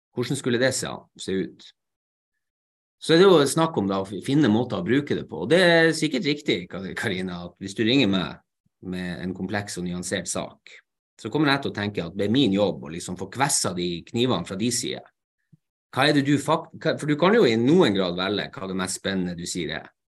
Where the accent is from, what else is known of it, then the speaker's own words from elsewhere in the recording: Narvik, Nordland, Norway; først og fremst er jeg narvikværing